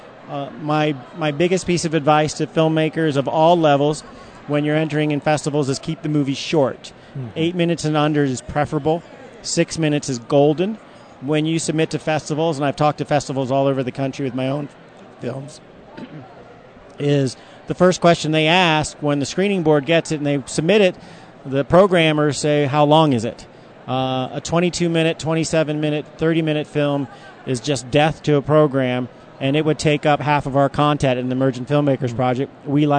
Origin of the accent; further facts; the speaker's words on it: Virginia, United States; also born or lived in Washington, D.C.; now in Denver, United States; I grew up in Virginia and worked in Washington, D.C. for many years